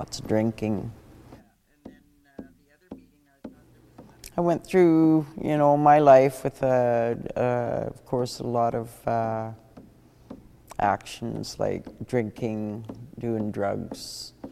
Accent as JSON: {"language": "English", "town": "Witset", "region": "British Columbia", "country": "Canada", "moved": "yes", "said": "I'm originally from Wet'suwet'en, Wit'set"}